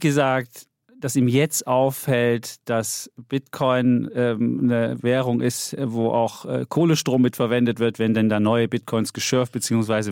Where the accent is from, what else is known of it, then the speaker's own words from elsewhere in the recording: Saxony, Germany; meiner Heimat, Sachsen